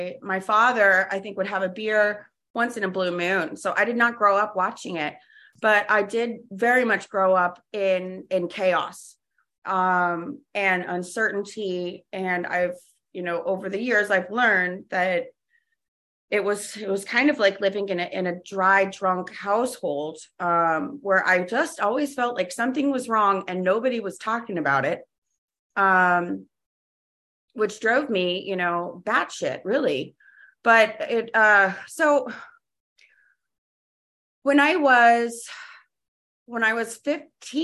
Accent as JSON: {"language": "English", "town": "Jacksonville", "region": "Florida", "country": "United States", "tie": "born or raised there", "also_born_or_lived": "New Haven, Connecticut", "said": "I grew up in Jacksonville, Florida"}